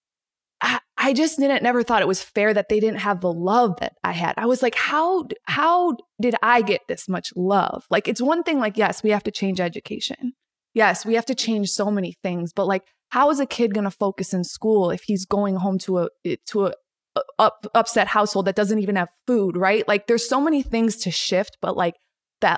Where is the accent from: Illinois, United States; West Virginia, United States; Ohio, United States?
Illinois, United States; Chicago; I grew up in the Northwest suburbs in Chicago